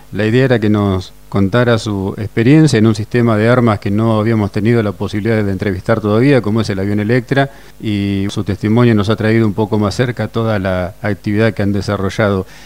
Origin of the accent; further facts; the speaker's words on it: Argentina; como argentino es un orgullo y ha sido un orgullo para nosotros tenerlo en esta entrevista.